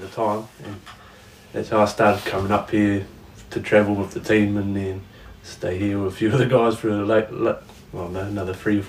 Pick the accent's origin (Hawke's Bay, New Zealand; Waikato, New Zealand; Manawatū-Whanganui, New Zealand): Manawatū-Whanganui, New Zealand; Palmerston North; moved away as an adult; also born or lived in Auckland; from Palmerston North. So I was born at home.